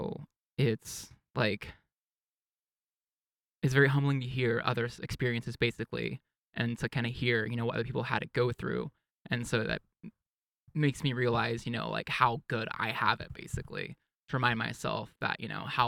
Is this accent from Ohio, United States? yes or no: no; East Texas, United States; I grew up in East Texas where it was very conservative and religious and everything